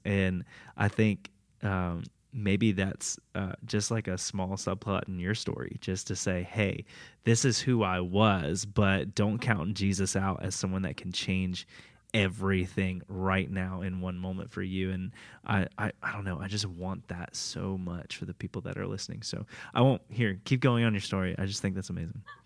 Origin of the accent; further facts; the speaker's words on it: Tampa area, Florida, United States; I grew up in Florida my whole life, Tampa area